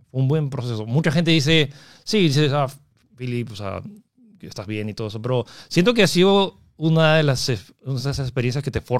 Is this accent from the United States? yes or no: yes; United States; born there; moved away; Sí, nací ahí y luego me, me fui.